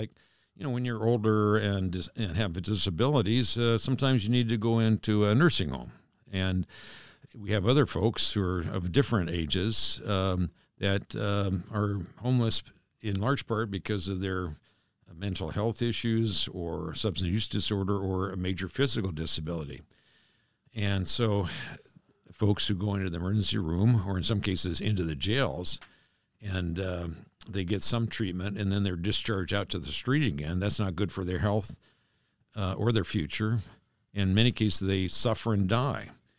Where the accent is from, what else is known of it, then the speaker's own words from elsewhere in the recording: East Bremerton, Washington, United States; born there; Now, to set the record straight, I was born in East Bremerton, okay? It's a big difference.